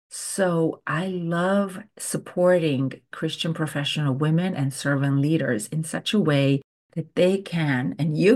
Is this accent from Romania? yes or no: yes; Romania; English is a second language; Growing up in Romania, every summer we would go to visit our grandparents, and they had this beautiful garden.